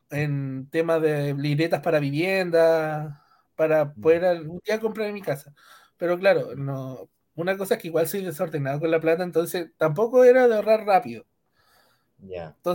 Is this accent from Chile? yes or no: yes; Punta Arenas, Magallanes, Chile; Bueno, eh … tengo 26 años, eh, soy de Punta Arenas, soy ingeniero en informática